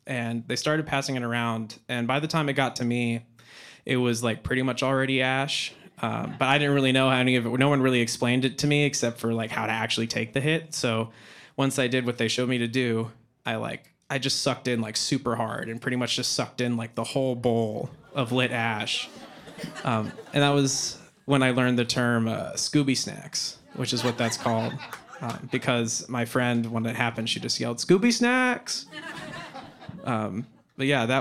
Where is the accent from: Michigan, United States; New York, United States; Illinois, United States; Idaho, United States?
Idaho, United States; Boise; moved away; growing up in Boise, Idaho, those were where I did most of my elementary school